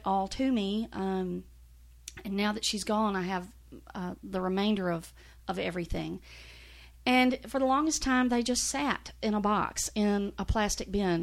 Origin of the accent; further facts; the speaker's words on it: Mississippi, United States; moved away as an adult; also born or lived in Middle Tennessee; now in Nashville, United States; I grew up in Mississippi. I'm a seventh generation Mississippian.